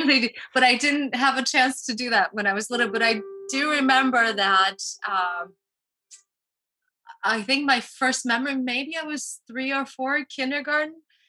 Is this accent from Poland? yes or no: yes; Poland; also born or lived in United States / Washington, D.C. / Costa Rica; now in Key Biscayne, United States; I am originally from Poland, and I immigrated to the States with my parents in 83. I then lived in the States for 15 years, worked in Washington, D.C. in public relations and so on. And then I went back to Poland